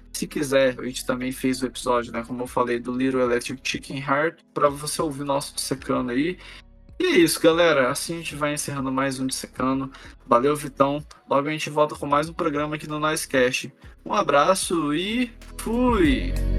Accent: Brazil; nós, como brasileiros

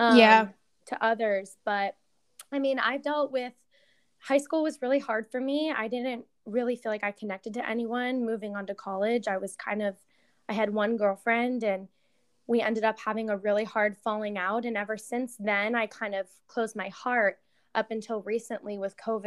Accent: San Diego, California, United States; I'm from San Diego. I've been born and raised here my entire life

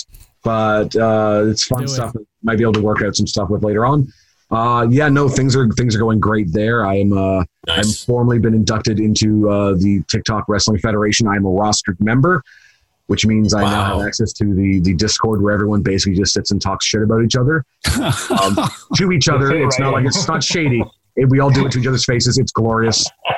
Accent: Canada; accent: Canadian; my obtrusive Canadian accent

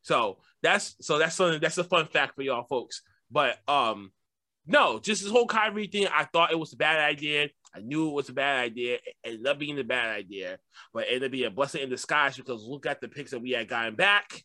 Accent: Boston, Massachusetts, United States; I'm from Boston

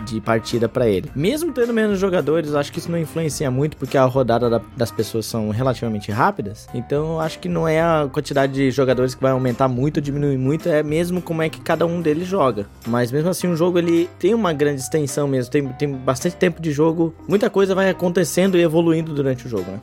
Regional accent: Jaraguá do Sul, Santa Catarina, Brazil; eu sou natural de Jaraguá do Sul, uma cidade do norte do estado

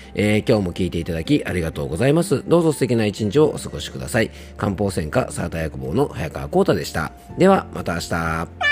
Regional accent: Japan; 僕の地元の伊佐温泉

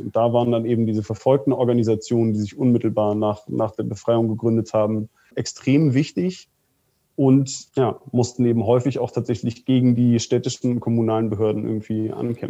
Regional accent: Soltau, Lower Saxony, Germany; aus meiner Heimatstadt in Soltau

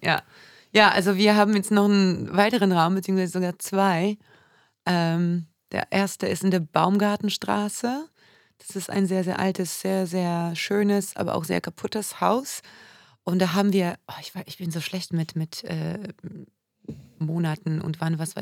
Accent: Warsaw, Masovian Voivodeship, Poland; also born or lived in Düsseldorf; now in Oldenburg, Germany; ich bin in Warschau geboren, wird man wahrscheinlich auch hören, immer wieder

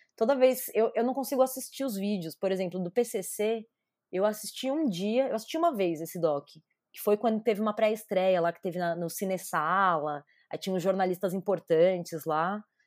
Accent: São Paulo, Brazil; Nasci aqui em São Paulo, no bairro da Moca, sou nascida, criada e crescida na Moca

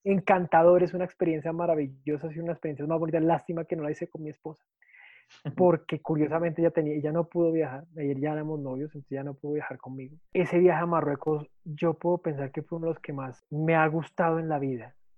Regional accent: Colombia; me emberraca, como decimos acá en Colombia

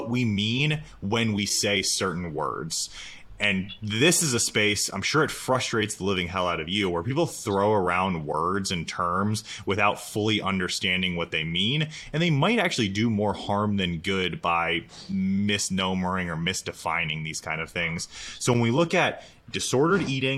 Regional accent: Florida, United States; I'm from Florida, the greatest state in the entire United States

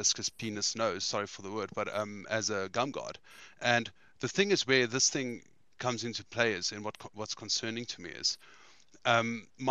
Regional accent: South Africa; I'm from South Africa

